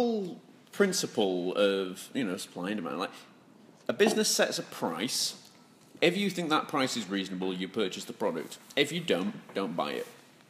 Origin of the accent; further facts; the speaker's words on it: Yorkshire and the Humber, United Kingdom; I'm well known for living up to many of my stereotypes as a Yorkshireman, including being tight.